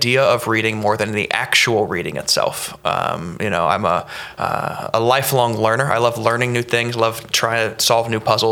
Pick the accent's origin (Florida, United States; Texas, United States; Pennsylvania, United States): Florida, United States; Orlando; moved away as an adult; also born or lived in Ohio; Born and raised in Orlando, Florida